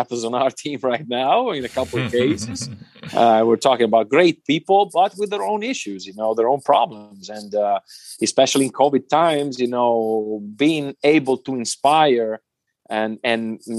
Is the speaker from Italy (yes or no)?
yes; Italy; English is a second language; moved away as an adult; also born or lived in Germany; now in Munich, Germany; my home country